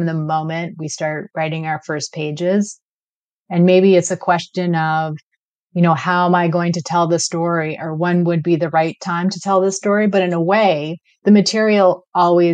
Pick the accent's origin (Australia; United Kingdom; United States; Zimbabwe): United Kingdom; London; now in Klahoose territory (Cortes Island area), Canada; I was born in London, England to a Sikh father and an English mother.